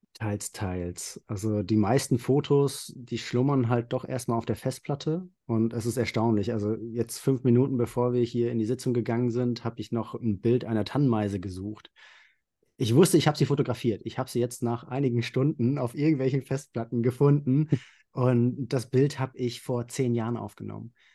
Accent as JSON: {"language": "German", "region": "Central Hesse", "country": "Germany", "said": "ich komme aus Mittelhessen, also mhm. nördlich von Frankfurt."}